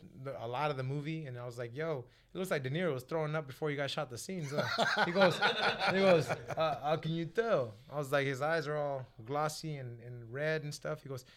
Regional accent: Kansas, United States; I'm from Kansas, man.

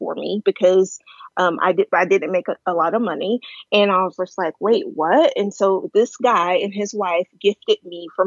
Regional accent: Texas, United States; also born or lived in Dallas, Texas / Austin, Texas; So I've always lived in Texas. So I was born near Dallas and not stayed in the same area, but all along Dallas. And then when I was probably about 8 or 10, we moved to Austin

